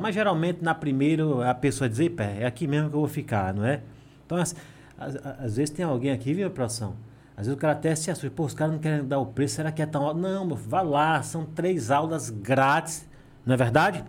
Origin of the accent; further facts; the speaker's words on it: Água Branca, Alagoas, Brazil; moved away; also born or lived in São Paulo; eu sou daqui mesmo, sou de Água Branca, entendeu? Meus pais são daqui